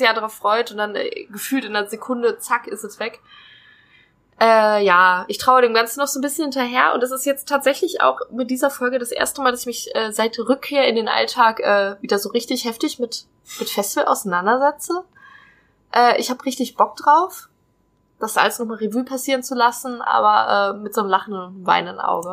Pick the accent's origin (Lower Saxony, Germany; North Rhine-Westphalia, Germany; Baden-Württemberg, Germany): North Rhine-Westphalia, Germany; also born or lived in Hesse; now in Trier, Germany; ich komme ursprünglich aus NRW